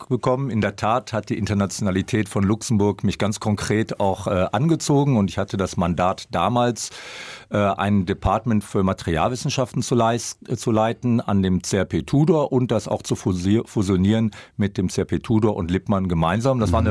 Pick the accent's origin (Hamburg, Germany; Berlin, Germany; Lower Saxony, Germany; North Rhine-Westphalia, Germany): North Rhine-Westphalia, Germany; Dortmund; Also ich bin in Dortmund groß geworden. Ich kann mich noch als Kind erinnern, wie ich in die Stadt gefahren bin und wirklich Hösch und die Hochöfen gesehen habe.